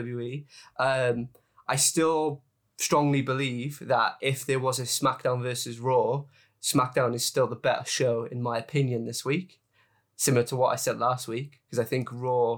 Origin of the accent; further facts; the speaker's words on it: Cardiff, Wales, United Kingdom; my hometown, Cardiff, Wales